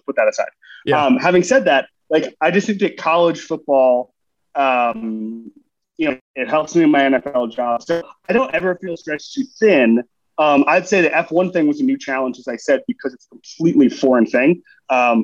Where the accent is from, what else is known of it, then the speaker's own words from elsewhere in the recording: Florida, United States; moved away as an adult; also born or lived in New York City; now in Miami, United States; Growing up in Florida